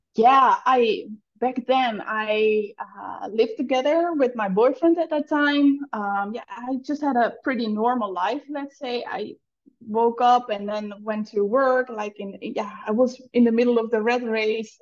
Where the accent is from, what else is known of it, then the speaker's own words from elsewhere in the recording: Netherlands; first language Dutch; English is a second language; moved away as an adult; now in Bali, Indonesia; English is not my first language